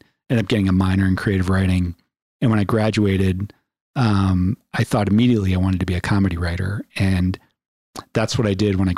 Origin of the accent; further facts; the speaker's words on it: Philadelphia, Pennsylvania, United States; moved away as an adult; also born or lived in New York / Long Island; now in Colorado, United States; I grew up in Philadelphia, and it was a really great place to grow